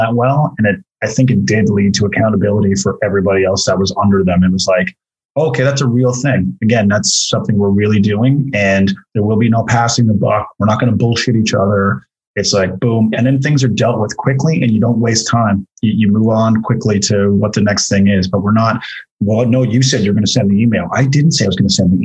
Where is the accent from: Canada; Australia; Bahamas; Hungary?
Canada; Corner Brook, Newfoundland and Labrador; moved away as an adult; also born or lived in St. John's, Newfoundland; I grew up in Corner Brook and lived in St. John's for a bunch of years, and I haven't lived in Newfoundland for about 17 years